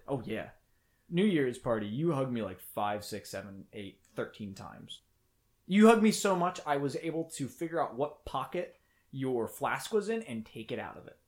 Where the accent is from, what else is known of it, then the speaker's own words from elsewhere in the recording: United States; I'm from America